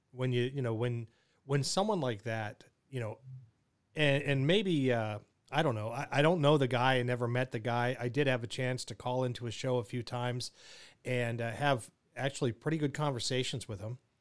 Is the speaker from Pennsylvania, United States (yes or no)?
yes; Pittsburgh, Pennsylvania, United States; Pittsburgh, my hometown